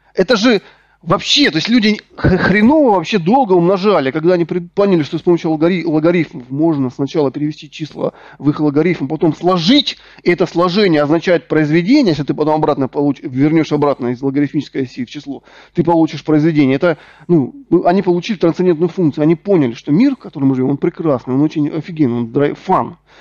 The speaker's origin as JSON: {"language": "Russian", "town": "Rostov-on-Don", "region": "Rostov Oblast", "country": "Russia", "also_born_or_lived": "Donetsk", "said": "Я сам из Ростова-на-Дону, закончил Донецкий государственный технический университет."}